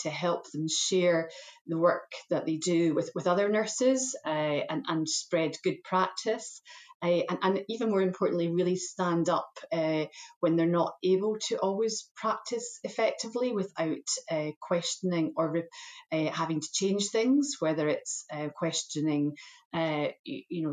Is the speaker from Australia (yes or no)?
no; Scotland, United Kingdom; moved away as an adult; also born or lived in England; I've been working in England for many years, but I am Scottish trained, educated, and have worked in Scotland for many years too, and was very keen to return.